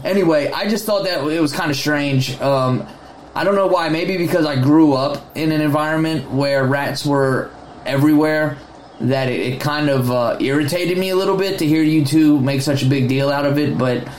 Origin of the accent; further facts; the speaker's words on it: Baltimore, Maryland, United States; I'm originally from Baltimore, and I don't know.